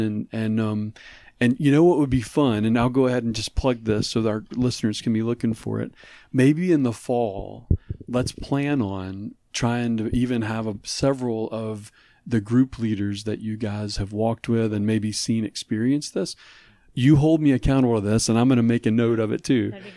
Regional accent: New Orleans, Louisiana, United States; he and I both had been discipled growing up in New Orleans

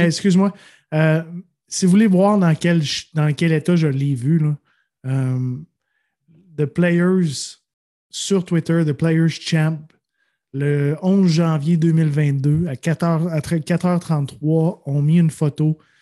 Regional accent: Quebec, Canada; je suis touriste, je viens du Québec

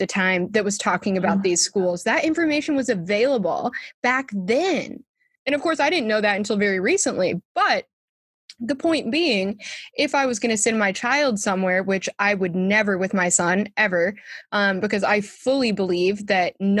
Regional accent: San Diego, California, United States; moved away; also born or lived in Western Massachusetts; I grew up in San Diego

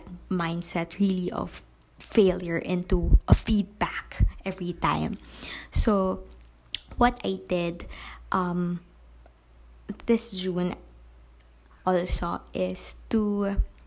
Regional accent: Philippines; Growing up in the province with lack of quality education

